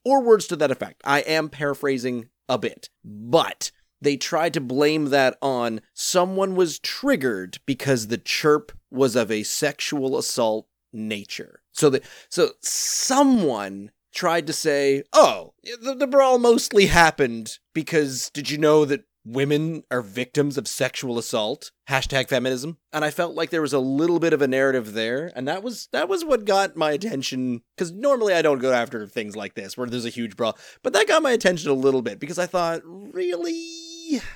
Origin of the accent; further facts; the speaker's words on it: Canada; I am a Canadian citizen, and I grew up not playing hockey